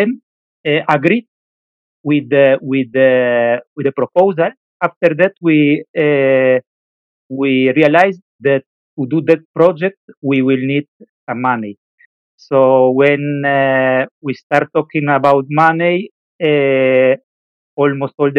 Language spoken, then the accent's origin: English; Italy; moved away as an adult; now in Valencia, Spain; I am from Italy, even if right now I am based in Spain, in Valencia